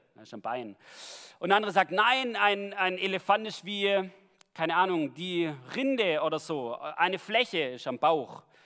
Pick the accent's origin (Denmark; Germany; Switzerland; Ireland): Germany; bei uns in Deutschland